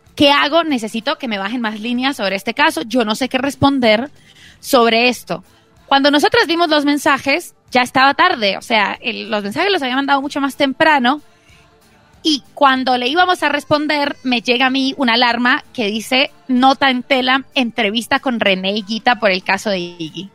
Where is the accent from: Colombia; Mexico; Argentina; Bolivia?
Colombia; yo soy colombiana